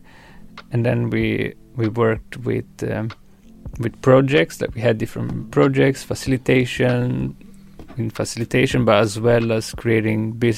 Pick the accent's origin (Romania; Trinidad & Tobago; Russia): Romania; moved away; I was from Romania.